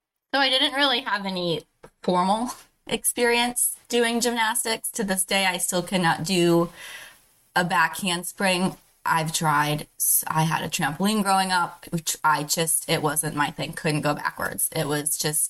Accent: Finger Lakes area, New York, United States; Growing up in the Finger Lakes area and having worked at a winery and a brewery, a couple breweries in this area

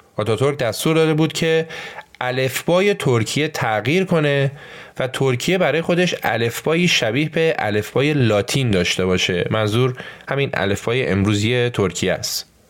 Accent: Iran; ما تو ایران

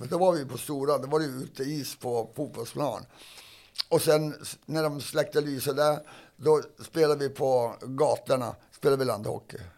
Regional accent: Sweden; För jag var ju först som svensk i alla fall in där.

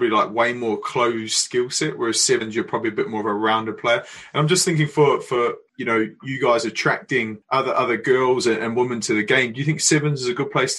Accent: Rotorua, Bay of Plenty, New Zealand; Road to Vegas. That's my hometown, baby. Road to Vegas.

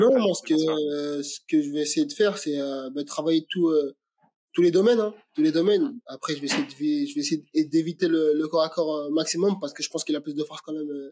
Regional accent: Aubervilliers, Île-de-France, France; je suis né au Aubervilliers, j'ai grandi au Aubervilliers

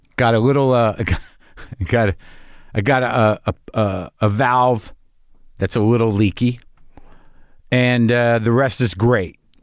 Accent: New Mexico, United States; I grew up in New Mexico

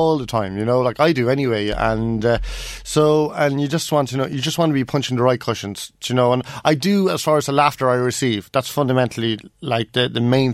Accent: Kells, Ireland; moved away; come back to my hometown

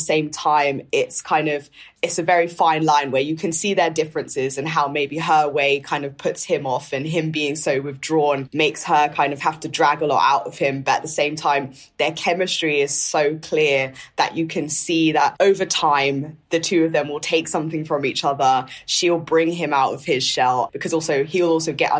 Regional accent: London, United Kingdom; growing up in North London

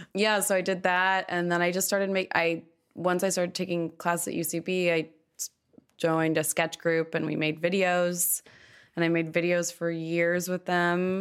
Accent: Malibu, California, United States; also born or lived in Los Angeles; I am from Los Angeles. I grew up in Malibu

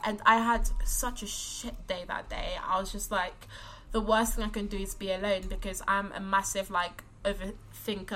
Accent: London, United Kingdom; I'm from London

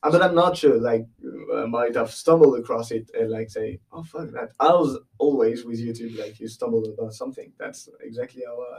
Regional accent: West Coast, France; English is a second language; I am from the West Coast, all right? I'm not far from Brittany.

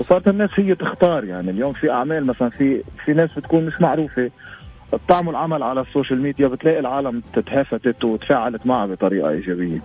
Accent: Lebanon; عندنا بلبنان

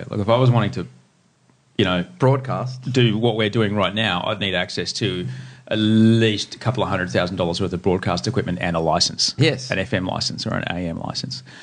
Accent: Sydney, New South Wales, Australia; I'm from Maroubra. Oh, went to Maroubra Bay High School.

